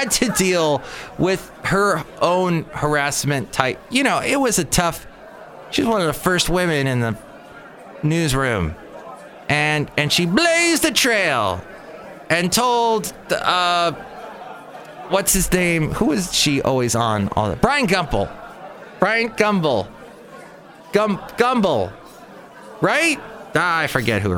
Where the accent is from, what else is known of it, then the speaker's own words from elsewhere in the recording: California, United States; I'm a Californian